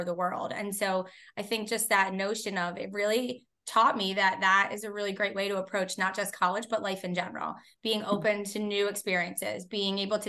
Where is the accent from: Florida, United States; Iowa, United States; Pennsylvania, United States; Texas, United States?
Pennsylvania, United States; Philadelphia; I grew up in Northeast Philadelphia